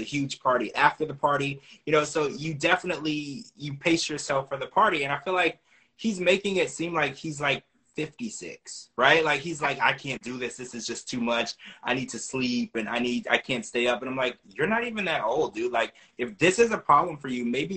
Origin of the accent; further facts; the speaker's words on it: Louisiana, United States; I grew up in Louisiana